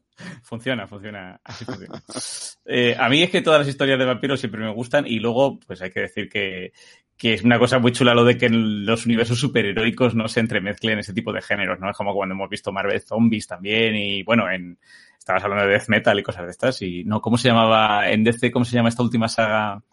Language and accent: Spanish; Spain; cómo somos los españoles